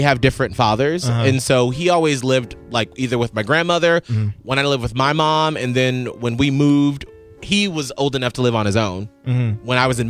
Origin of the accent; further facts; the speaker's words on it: Atlanta, Georgia, United States; I grew up in Atlanta, and I lived in, like, the southern part of Atlanta near the airport, and I was bussed up to the white school.